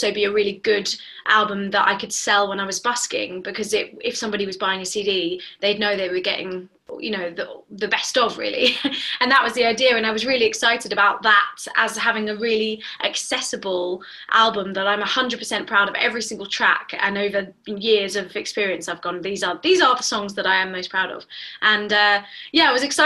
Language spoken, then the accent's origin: English; London, United Kingdom; I was born in Northwest London